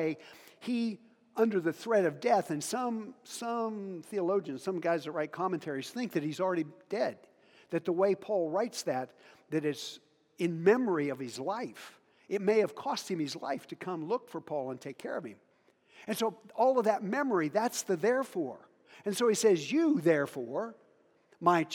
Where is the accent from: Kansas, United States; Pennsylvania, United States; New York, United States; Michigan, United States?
Kansas, United States; Hoxie; moved away; also born or lived in Africa; I had a really, really good friend in Hoxie, Kansas, where I grew up.